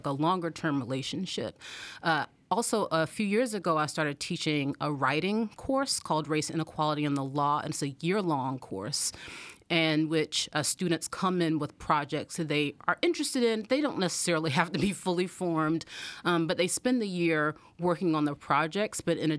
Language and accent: English; Anderson, South Carolina, United States; So I'm from Anderson, South Carolina, which is a small town in South Carolina, and I grew up low income, like we lived in mobile home, and neither of my parents went to college.